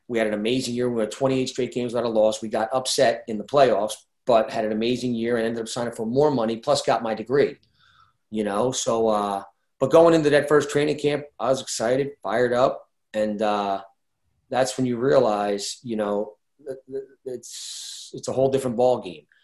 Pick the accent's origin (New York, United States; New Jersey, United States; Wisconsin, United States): New Jersey, United States; Brick; I grew up in Brick, New Jersey